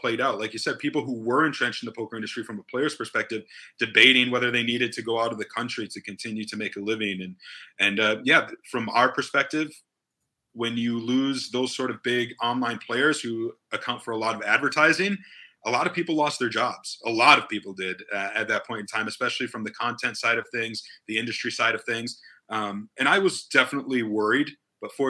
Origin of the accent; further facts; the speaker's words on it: Wisconsin, United States; I grew up in Wisconsin in a trailer park, not a lot of money